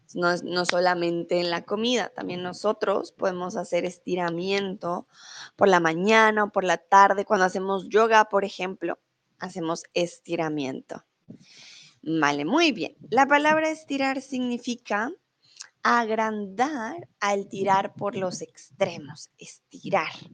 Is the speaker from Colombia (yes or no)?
yes; Colombia; now in Mexico; soy de Colombia, ah, pero en estos momentos estoy en México